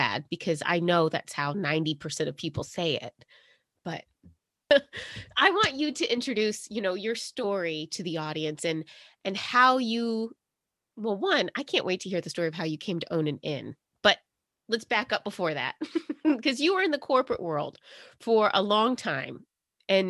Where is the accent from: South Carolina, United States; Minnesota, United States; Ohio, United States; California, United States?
South Carolina, United States; I grew up in South Carolina.